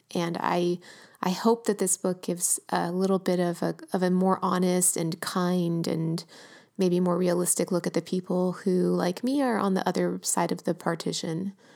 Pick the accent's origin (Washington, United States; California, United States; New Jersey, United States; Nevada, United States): California, United States; Los Angeles; my hometown, working class L